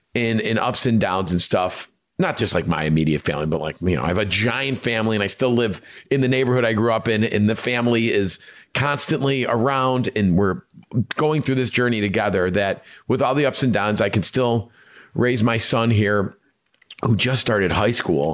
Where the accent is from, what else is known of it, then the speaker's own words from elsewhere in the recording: Chicago, Illinois, United States; us being Chicagoans, Italian